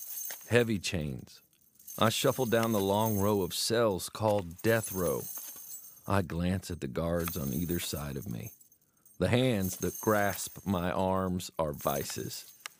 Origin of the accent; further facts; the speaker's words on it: New Hampshire, United States; As a school kid growing up in New Hampshire, I studied hard and actually got straight A's.